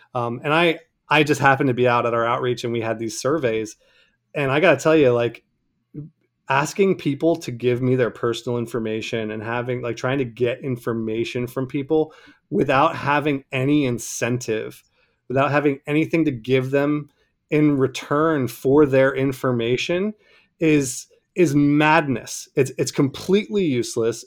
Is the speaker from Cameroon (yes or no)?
yes; Cameroon; moved away; people I, I, I grew up with in Cameroon